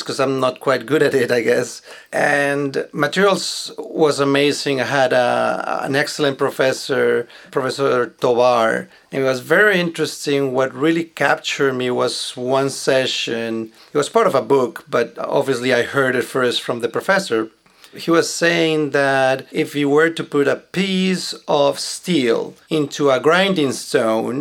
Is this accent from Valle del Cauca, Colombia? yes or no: no; Bogota, Colombia; moved away; I was born in Colombia, in Bogota, and it was a very nice environment that we had